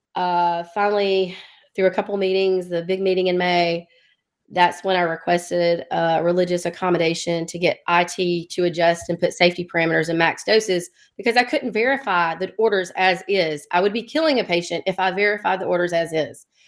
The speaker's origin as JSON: {"language": "English", "town": "Dothan", "region": "Alabama", "country": "United States", "also_born_or_lived": "Birmingham, Alabama", "said": "I'm from Alabama, Lower Alabama, Dothan, Alabama"}